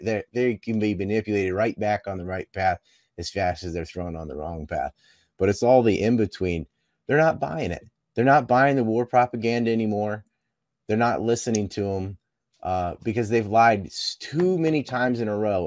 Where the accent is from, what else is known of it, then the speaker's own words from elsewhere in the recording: Cape Hatteras, North Carolina, United States; I'm from Cape Hattersalem, and there was a yellow ribbon around our lighthouse